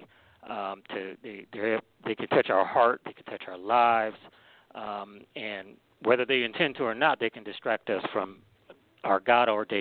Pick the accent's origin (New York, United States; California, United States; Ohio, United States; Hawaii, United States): Ohio, United States; Cleveland; now in Maryland, United States; I'm originally from Cleveland, Ohio. I currently live in Maryland, so I'm in the DMV area